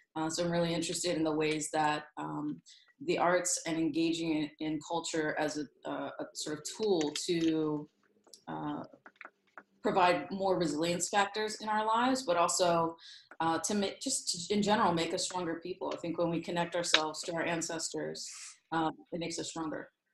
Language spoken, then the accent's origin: English; Southern York County, Pennsylvania, United States; Southern York County is the, probably the most general way I can put it. Um, my that's where I grew up